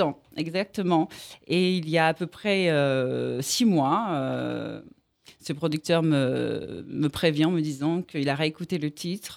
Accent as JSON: {"language": "French", "region": "Antilles", "country": "Guadeloupe", "said": "chez moi, aux Antilles, en Guadeloupe"}